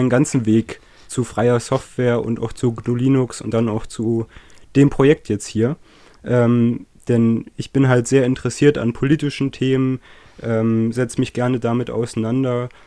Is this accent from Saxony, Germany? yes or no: yes; Saxony, Germany; accent: Saxon; Deutschlands, aus dem östlichsten Landkreis. Ähm, Genau, äh, hoffentlich merkt man mir das nicht zu sehr an, wo ich herkomme. Ähm, so geht sächsisch.